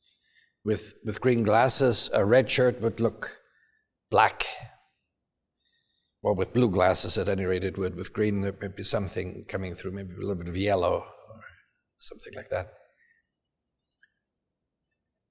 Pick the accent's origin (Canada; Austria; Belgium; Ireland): Austria; Salzburg; moved away as an adult; now in United States; I grew up in Salzburg in Austria